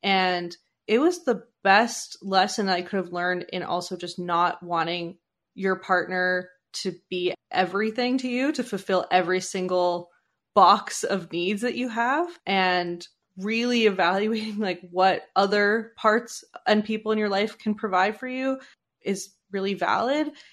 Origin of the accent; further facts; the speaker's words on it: Canada; I was born in Canada